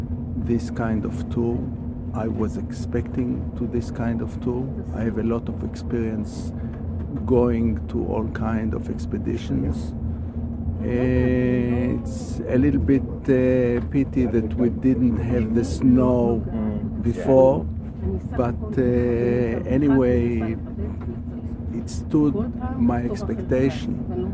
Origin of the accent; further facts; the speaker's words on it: Haifa, Haifa District, Israel; from Haifa, Israel.